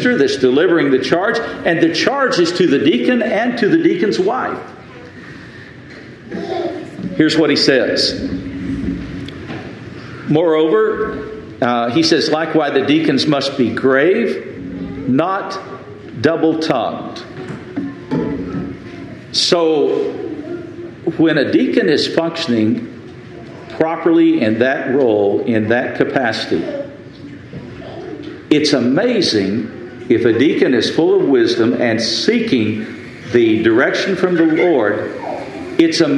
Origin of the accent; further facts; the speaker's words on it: Lubbock, Texas, United States; moved away as an adult; the church that I grew up in Lubbock, Texas